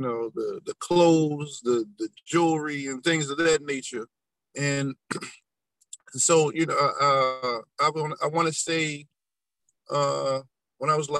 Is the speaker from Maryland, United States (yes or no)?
yes; Baltimore, Maryland, United States; I grew up in Baltimore, Maryland, you know, on the west side